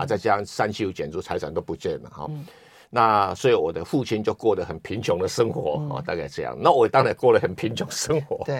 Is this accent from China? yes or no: no; Taiwan; 我来自中国，来自台湾